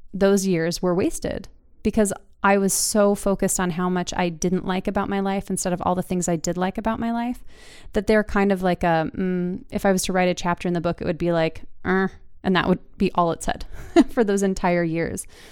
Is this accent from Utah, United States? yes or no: yes; Utah, United States; moved away as an adult; also born or lived in Seattle; now in Wisconsin, United States; growing up in Utah